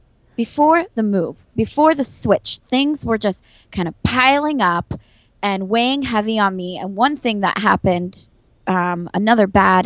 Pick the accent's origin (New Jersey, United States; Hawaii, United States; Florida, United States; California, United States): California, United States; San Diego; moved away as an adult; now in Buffalo, United States; I went to San Diego State University, and I'm from San Diego.